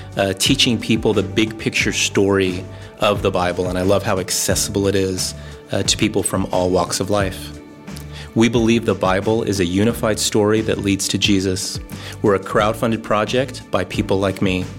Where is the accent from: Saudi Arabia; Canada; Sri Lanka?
Saudi Arabia; I'm from the Kingdom of Saudi Arabia.